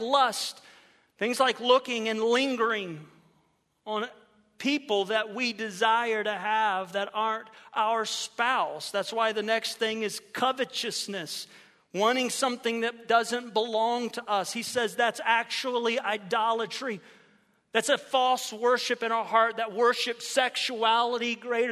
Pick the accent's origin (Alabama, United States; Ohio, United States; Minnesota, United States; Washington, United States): Ohio, United States; moved away as an adult; now in Florida, United States; I grew up in Ohio